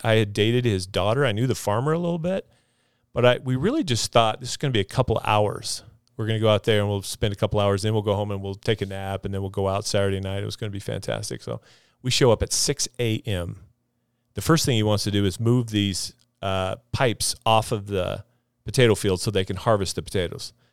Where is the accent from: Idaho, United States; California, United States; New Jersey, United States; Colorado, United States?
Idaho, United States; Jerome; also born or lived in Texas; Jerome is, is, is a home to me, Jerome, Idaho, South Central Idaho. went to high school there, graduated from there.